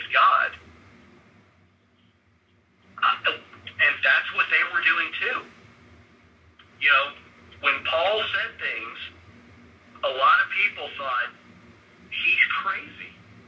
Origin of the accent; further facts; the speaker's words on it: the Bible Belt, the South, United States; I grew up in the Bible Belt